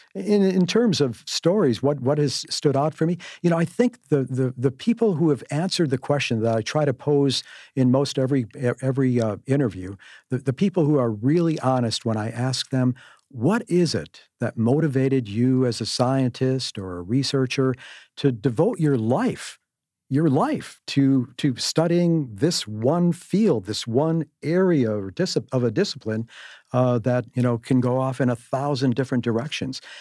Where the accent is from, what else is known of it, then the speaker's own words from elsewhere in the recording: Cudahy, Wisconsin, United States; as a kid growing up in Cudahy on the south side, a great, great place to, to, to come from, a blue-collar kid